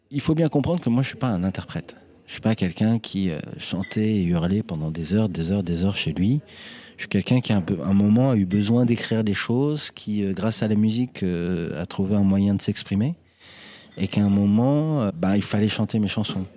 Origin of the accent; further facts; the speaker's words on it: Senlis, Hauts-de-France, France; accent: French; Je suis né à Senlis, dans l'Oise, le 3 avril 1979.